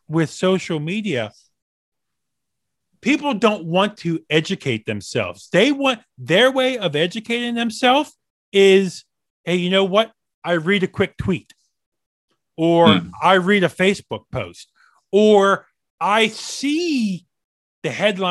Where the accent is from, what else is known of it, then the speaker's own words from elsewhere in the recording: Maryland, United States; I grew up in Maryland, about 40 minutes from DC